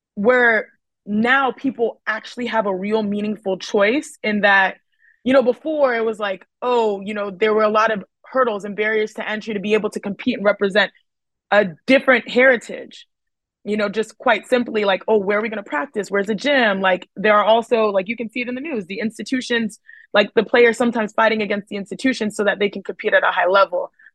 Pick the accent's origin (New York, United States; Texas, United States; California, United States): Texas, United States; Houston; growing up in Houston, Texas